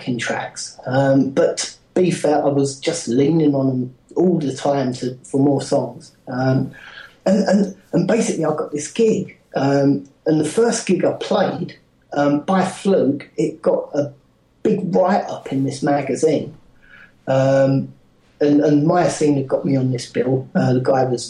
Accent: Barking, London, United Kingdom; I come from Barking

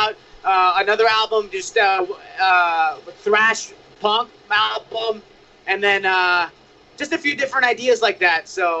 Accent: Saudi Arabia; also born or lived in Cyprus; now in United States; We grew up in Saudi and Cyprus. We never really got punk rock. It wasn't allowed, or it was just not there. And then we moved to North America. We made it to California.

